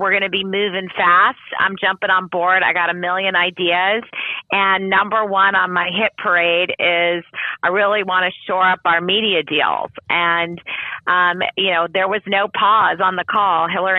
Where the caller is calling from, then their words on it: Los Angeles, California, United States; I'm calling in from Los Angeles. I would say sunny Los Angeles, but it isn't, so I won't lie.